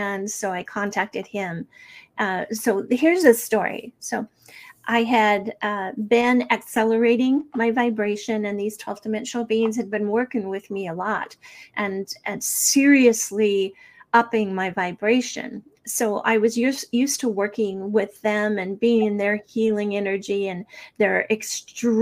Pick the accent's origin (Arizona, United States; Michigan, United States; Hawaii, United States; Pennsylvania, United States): Arizona, United States; Snowflake; I grew up in Snowflake, Arizona